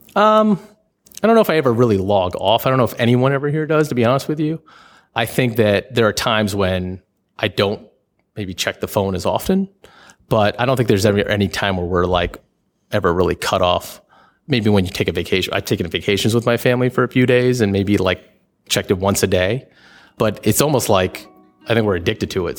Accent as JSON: {"language": "English", "region": "New York", "country": "United States", "moved": "yes", "lives_now": "Washington, D.C., United States", "said": "I am from New York"}